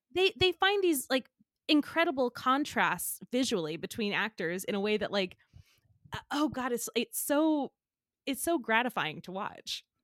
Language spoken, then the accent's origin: English; the South, United States; I'm from the South